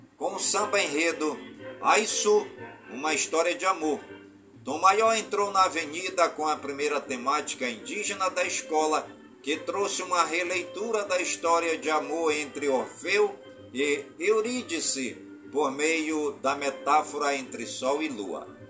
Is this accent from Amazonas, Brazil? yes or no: yes; Careiro da Várzea, Amazonas, Brazil; Careiro da Várzea, a minha cidade natal.